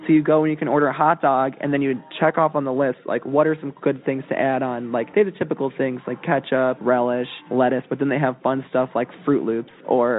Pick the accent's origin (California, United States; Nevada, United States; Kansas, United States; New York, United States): New York, United States; Buffalo; now in Cleveland, United States; I'm from Buffalo, New York